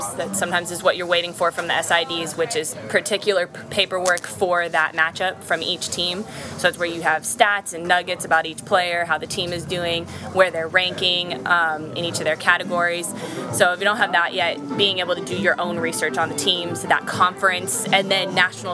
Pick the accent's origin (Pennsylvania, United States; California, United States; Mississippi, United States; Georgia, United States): California, United States; being in San Diego and growing up in California